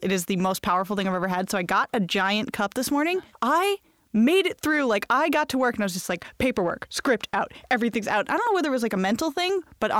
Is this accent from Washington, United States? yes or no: no; Bangor, Maine, United States; I think it's because my hometown's kind of spooky. Ooh. I grew up in Bangor, Maine, which is where Stephen King is from.